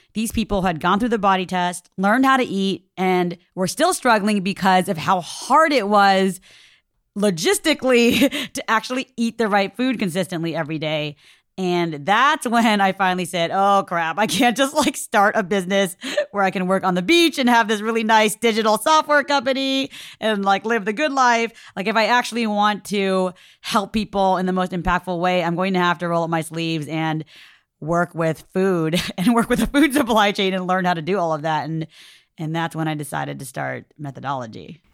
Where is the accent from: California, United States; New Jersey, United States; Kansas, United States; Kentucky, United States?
California, United States; Orange County, Southern; I grew up in Orange County in Southern California in the Little Saigon area